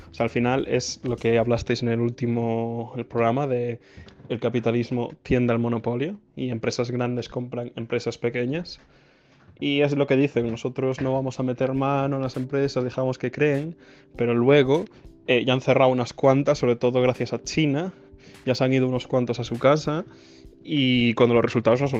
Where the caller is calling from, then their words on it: Vigo, Galicia, Spain; de Vigo.